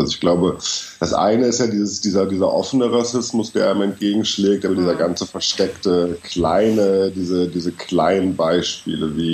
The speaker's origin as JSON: {"language": "German", "country": "Germany", "said": "Ich bin, ich bin Deutscher."}